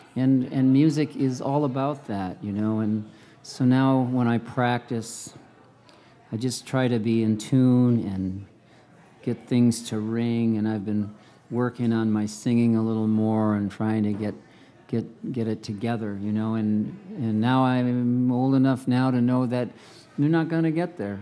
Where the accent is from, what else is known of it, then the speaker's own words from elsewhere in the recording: Cicero, Illinois, United States; also born or lived in La Grange, Illinois / Chicago; I grew up in Cicero, Illinois, and then our family later moved to Lagrange